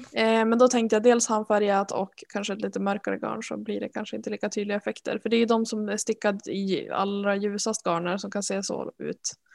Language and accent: Swedish; Norrland, Sweden; jag är en jättedålig norrlänning